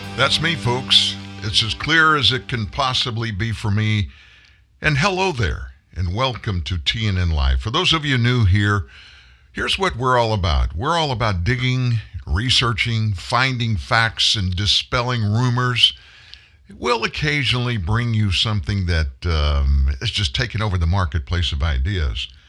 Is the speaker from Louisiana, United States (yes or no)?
yes; South Louisiana, United States; I grew up in South Louisiana